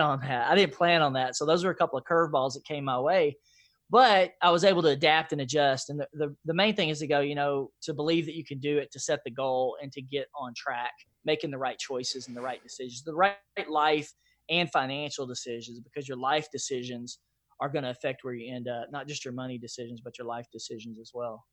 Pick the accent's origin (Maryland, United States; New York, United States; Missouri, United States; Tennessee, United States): Tennessee, United States; Nashville; I grew up in East Nashville, Nashville, Tennessee